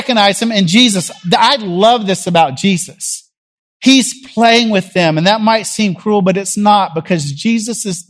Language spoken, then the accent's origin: English; Jackson, Tennessee, United States; now in Nashville, United States; I grew up in Jackson, Tennessee